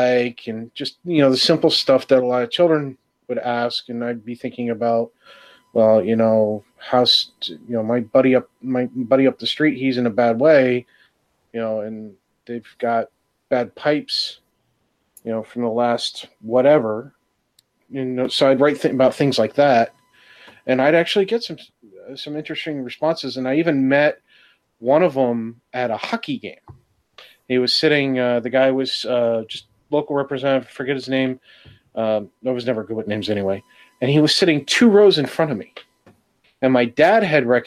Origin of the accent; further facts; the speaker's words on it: New York, United States; where I was growing up in New York